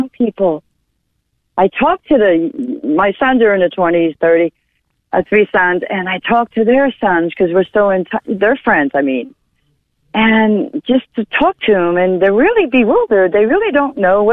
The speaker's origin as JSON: {"language": "English", "area": "Rockland County", "region": "New York", "country": "United States", "moved": "as an adult", "lives_now": "North Carolina, United States", "said": "I'm from New York State, Rockland County, but I've been here almost 29 years, so I'm a Yankee"}